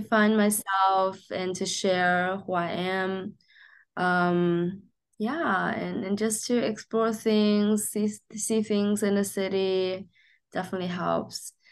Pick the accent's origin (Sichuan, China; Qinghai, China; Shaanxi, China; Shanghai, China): Shanghai, China; moved away; I grew up in Shanghai, um, in a very normal family